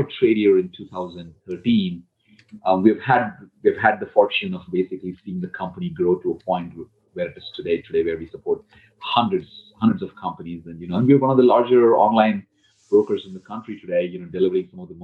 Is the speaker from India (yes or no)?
yes; India; moved away as an adult; I came from India, from a middle-class family